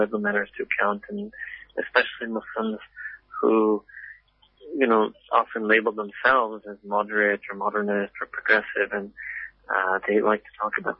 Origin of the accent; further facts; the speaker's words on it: Afghanistan; English is a second language; I come from Afghanistan.